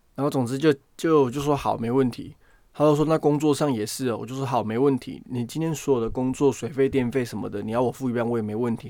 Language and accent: Chinese; Taiwan; moved away as an adult; now in United Kingdom; 我人从台湾来到这边